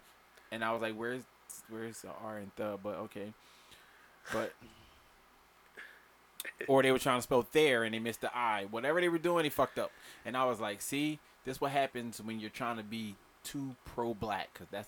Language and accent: English; Philadelphia, Pennsylvania, United States; I'm from West Philly.